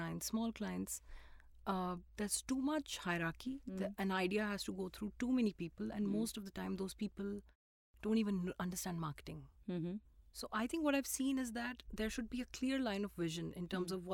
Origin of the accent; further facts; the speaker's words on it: Shimla, Himachal Pradesh, India; I was born in Shimla